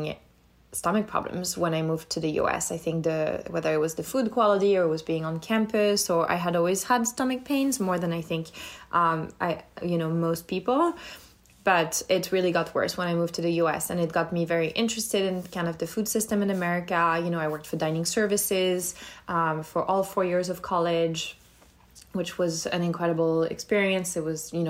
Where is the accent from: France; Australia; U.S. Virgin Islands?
France; moved away as an adult; now in United States; I grew up in France, in between Lyon and the south of France